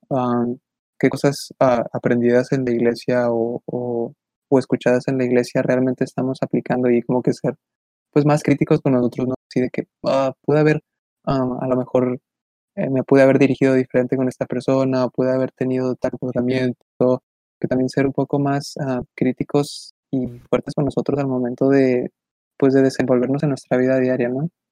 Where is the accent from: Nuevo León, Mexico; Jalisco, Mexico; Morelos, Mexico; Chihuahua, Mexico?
Chihuahua, Mexico; Ciudad Juárez; somos, somos de Ciudad Juárez